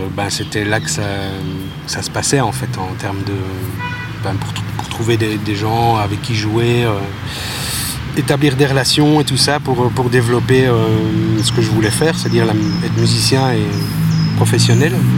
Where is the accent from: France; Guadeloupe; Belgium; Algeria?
Belgium; Bouillon, Wallonia; moved away as an adult; also born or lived in Libramont; now in Brussels, Belgium; j'ai grandi à Bouillon, ou en tout cas dans les environs, pendant... Je suis parti à mes 18 ans